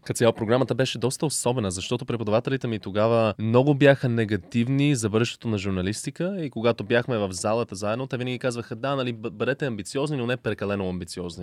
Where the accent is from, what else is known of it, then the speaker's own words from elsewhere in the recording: Halifax, Nova Scotia, Canada; moved away as an adult; also born or lived in United States / The Hague, Netherlands; now in Bulgaria; Канада, където съм израснал в Халифакс, по-голямата част от живота ми на източния бряг